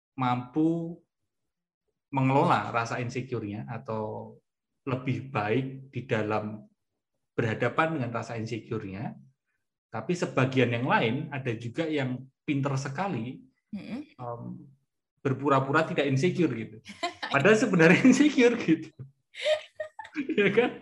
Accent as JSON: {"language": "Indonesian", "region": "Java", "country": "Indonesia", "accent": "medok (Javanese)"}